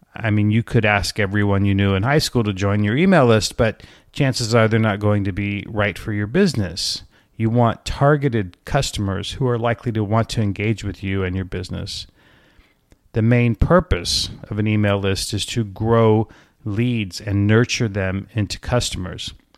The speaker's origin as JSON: {"language": "English", "region": "Alaska", "country": "United States", "tie": "born or raised there", "moved": "yes", "lives_now": "Atlanta, United States", "said": "ever since I was a kid in Alaska"}